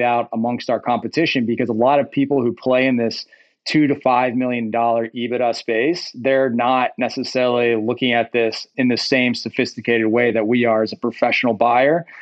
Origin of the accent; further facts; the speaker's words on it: Rust Belt, United States; I grew up in the Rust Belt to some degree